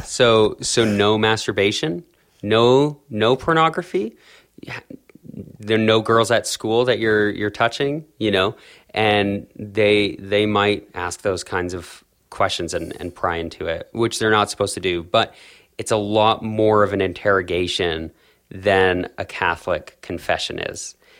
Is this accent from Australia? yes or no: no; Calgary, Alberta, Canada; I was born and raised in South Calgary in, in Canada